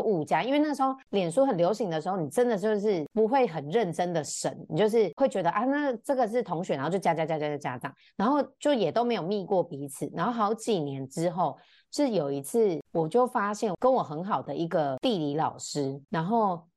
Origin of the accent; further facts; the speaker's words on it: Chiayi, Taiwan; also born or lived in Taipei; 我在我八个月大的时候，我爸跟我妈妈就离婚，那我爸就带着我从台北回到嘉义，因为我的阿嬷是住在嘉义，那我嗯。就从小跟我阿嬷跟我爸爸一起生活长大